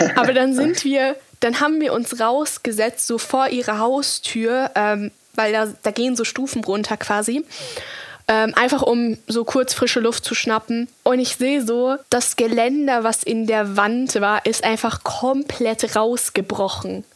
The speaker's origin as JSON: {"language": "German", "town": "Munich", "region": "Bavaria", "country": "Germany", "said": "wir kommen aus München"}